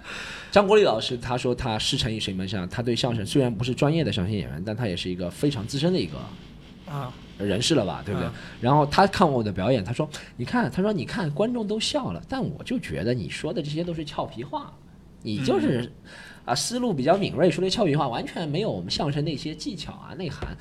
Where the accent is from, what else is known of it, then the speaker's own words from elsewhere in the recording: Shanghai, China; 就是把我们上海人都讲成那样子了的。